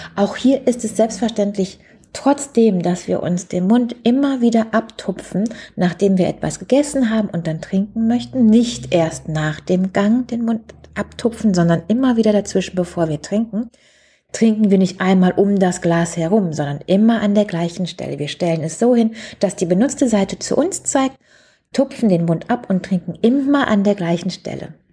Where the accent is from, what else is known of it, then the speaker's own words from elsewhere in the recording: Germany; Bei uns in Deutschland